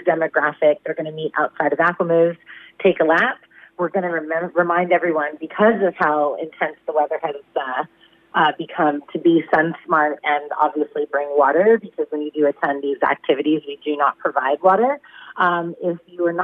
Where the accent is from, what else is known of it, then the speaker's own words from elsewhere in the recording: California, United States; now in Shepparton, Australia; I'm from California